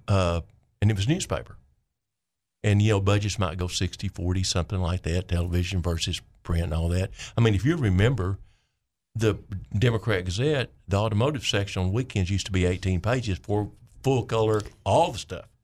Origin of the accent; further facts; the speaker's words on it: Clinton, Arkansas, United States; I'm from Vayner County